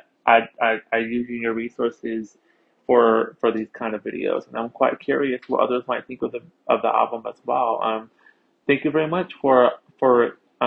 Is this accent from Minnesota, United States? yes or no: no; Philadelphia, Pennsylvania, United States; I am from Philadelphia, Pennsylvania, here in the United States